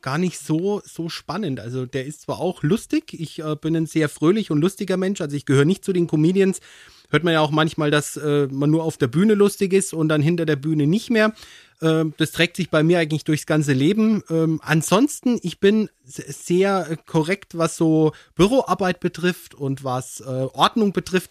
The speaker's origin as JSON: {"language": "German", "town": "Höchberg", "region": "Bavaria", "country": "Germany", "tie": "born or raised there", "also_born_or_lived": "Würzburg", "said": "in meinem Heimatort in Höchberg"}